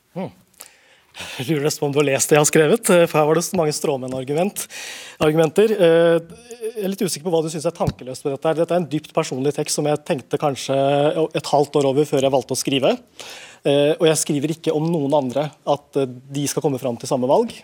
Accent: Norway; also born or lived in London; jeg er født her

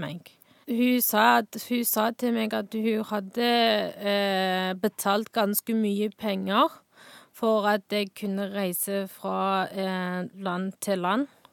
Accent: Northwest China, China; Norwegian is a second language; now in Stavanger, Norway; jeg kommer fra Nordvest i Kina.

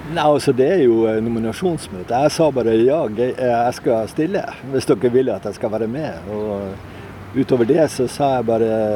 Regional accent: Andenes, Nordland, Norway; also born or lived in Hasvik; now in Sørøya, Norway; Jeg er jo opprinnelig fra Andøya, fra, fra Andes

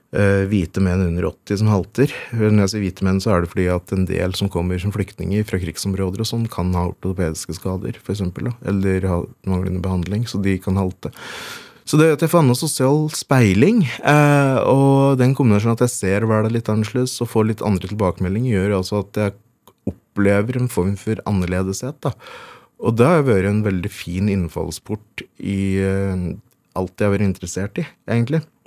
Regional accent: Veldre, Innlandet, Norway; born or raised there

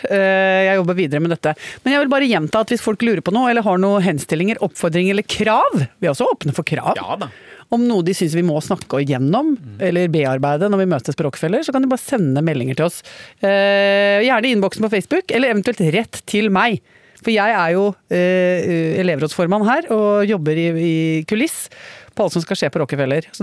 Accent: Basel, Basel-Stadt, Switzerland; born there; siden jeg er født i Sveits

